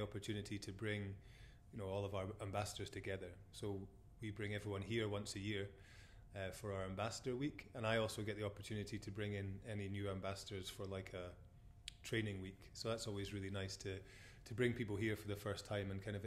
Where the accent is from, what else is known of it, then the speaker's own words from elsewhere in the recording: Forres, Scotland, United Kingdom; also born or lived in Glasgow / Melbourne, Australia; born and bred in Forres